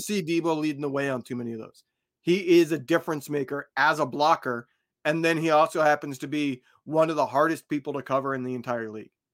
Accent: Indiana, United States; I grew up in Indiana

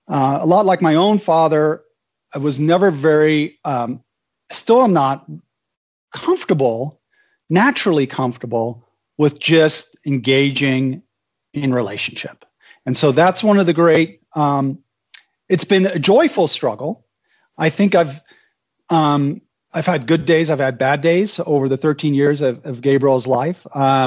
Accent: Germany; My background is I was born in Germany, actually, to an American dad and a German mom. My dad worked for the Department of Defense, U.S. Department of Defense. And so I went to Army and Air Force schools in Germany.

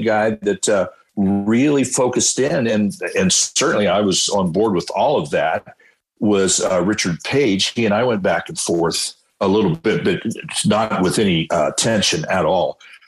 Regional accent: County Donegal, Ireland; You know, I'm from Donegal, which is the West Virginia of Ireland, and we're all over the pipes.

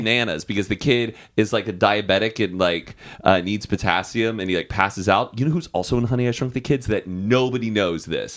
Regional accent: Austin, Texas, United States; I'm from Austin

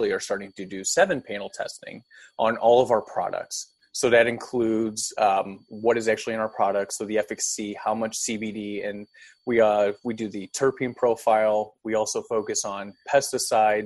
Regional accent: O'Fallon, Missouri, United States; also born or lived in Manchester, Missouri; I grew up in St. Charles area, specifically O'Fallon, but now I reside out of Manchester area

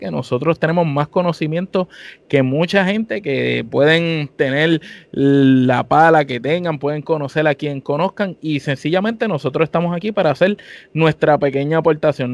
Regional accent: Puerto Rico; somos boricuas los tres y que te tenemos aquí, todos somos boricuas los cuatro

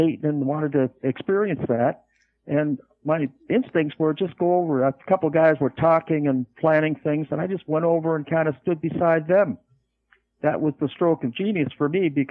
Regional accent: Canada; moved away as an adult; also born or lived in Los Angeles, California / Van Nuys, California; being a Canadian by birth

